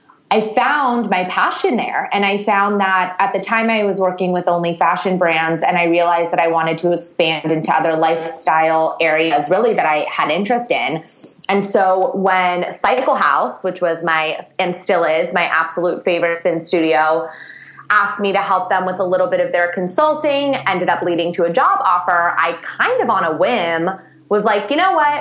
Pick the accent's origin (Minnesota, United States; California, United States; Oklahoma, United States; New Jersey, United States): California, United States; Los Angeles; I'm from Los Angeles